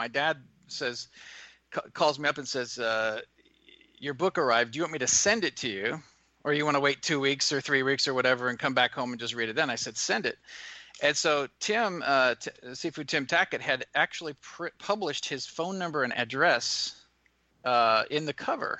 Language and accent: English; Washington, District of Columbia, United States; also born or lived in Virginia; I'm actually from the Washington D.C. area. I was born in D.C., so I'm from the East Coast.